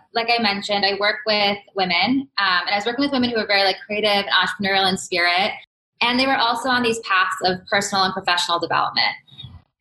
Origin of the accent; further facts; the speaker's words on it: New York, United States; I was brought up in New York, more or less, like right outside New York, but New York has always felt like home to me